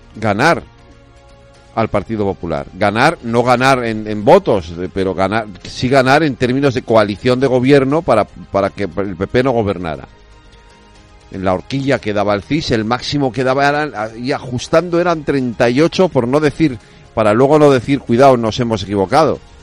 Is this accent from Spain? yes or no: yes; Galicia, Spain; yo soy gallego